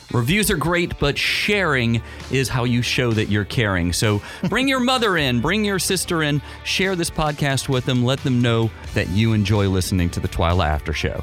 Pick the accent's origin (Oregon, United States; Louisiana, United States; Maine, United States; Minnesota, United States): Louisiana, United States; New Iberia; I grew up in New Iberia